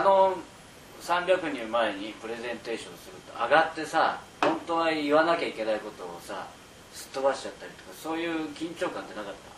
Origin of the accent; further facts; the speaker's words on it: Nagoya, Aichi, Japan; 僕の地元名古屋でもある